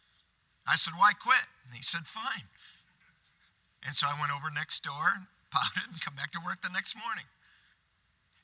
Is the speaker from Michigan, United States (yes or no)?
yes; Michigan, United States; on the family farm where I grew up in Michigan